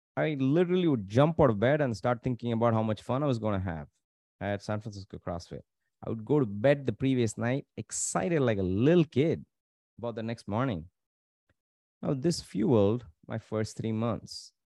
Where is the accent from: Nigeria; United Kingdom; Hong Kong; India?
India; Tamil Nadu; growing up in Tamil Nadu